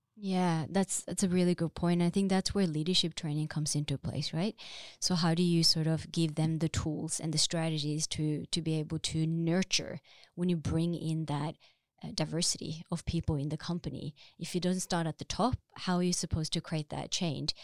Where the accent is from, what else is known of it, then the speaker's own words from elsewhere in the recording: Drammen, Buskerud, Norway; now in Oslo, Norway; I'm originally from Drammen